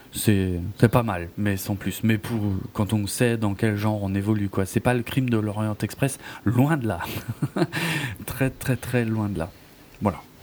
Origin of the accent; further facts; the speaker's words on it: France; chez nous en France